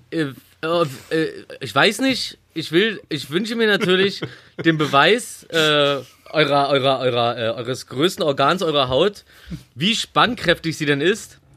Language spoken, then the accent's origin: German; Berlin, Germany; Ich bin ein Berliner Junge 361.